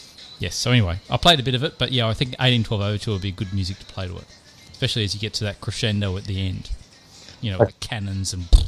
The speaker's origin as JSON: {"language": "English", "region": "New York", "country": "United States", "said": "Like, I actually lost my home state."}